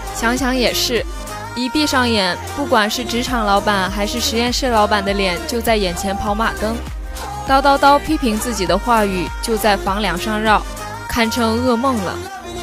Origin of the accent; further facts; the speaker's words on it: China; 身为一个中国人